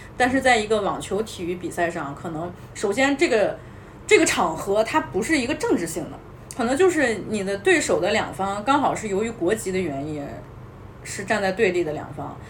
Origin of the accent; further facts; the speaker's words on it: China; 我们身为这么一个中国人的这么一个身份